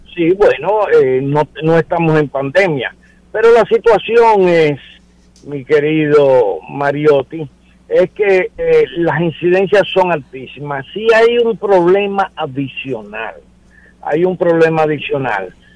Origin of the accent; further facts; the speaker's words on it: Dominican Republic; Somos dominicanos, somos ciudadanos